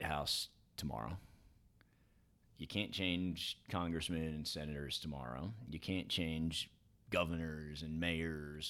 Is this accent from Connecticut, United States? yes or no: no; New York, United States; I grew up in New York, bit of a cynical town